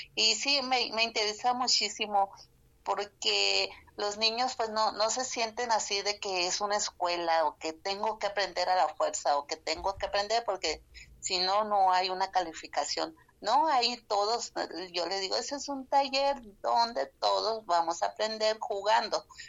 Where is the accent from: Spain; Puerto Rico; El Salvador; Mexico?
Mexico; Sonora; Spanish is a second language; vengo de Sonora